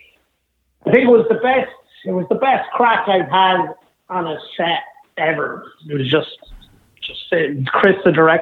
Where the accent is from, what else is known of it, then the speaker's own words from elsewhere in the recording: County Offaly, Ireland; I'm from Southern Ireland. I'm from a small county in Offaly from the south